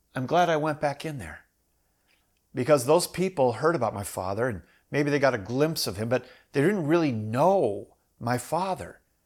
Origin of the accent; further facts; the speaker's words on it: Minnesota, United States; also born or lived in Iowa; I grew up in Minnesota.